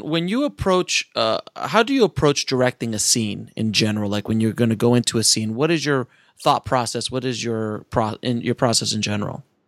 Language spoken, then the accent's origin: English; New York, United States; I grew up in New York